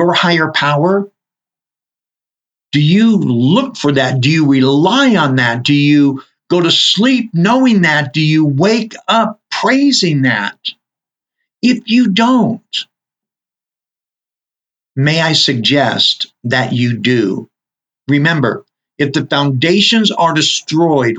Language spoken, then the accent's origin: English; Southern California, United States; now in Utah, United States; growing up in Southern California, I'm very used to earthquakes.